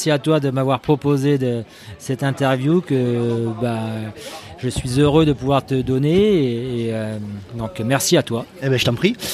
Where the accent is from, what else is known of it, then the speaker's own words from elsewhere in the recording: Hauts-de-France, France; born there; je suis né dans l'Oise avec des origines du sud de la France.